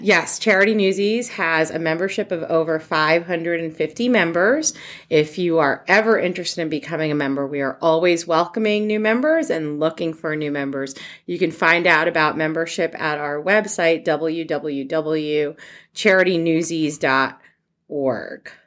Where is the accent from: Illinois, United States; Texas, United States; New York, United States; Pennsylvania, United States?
New York, United States; moved away as an adult; now in Columbus, United States; I'm actually originally from New York